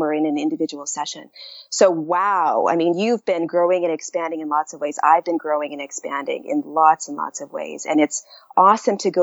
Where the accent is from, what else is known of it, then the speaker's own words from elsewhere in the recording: Canada; moved away; also born or lived in United States; I'm Canadian